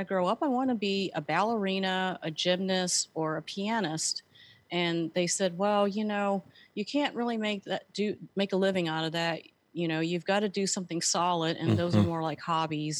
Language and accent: English; San Francisco, California, United States; moved away as an adult; also born or lived in Colorado Springs; I was born and raised in San Francisco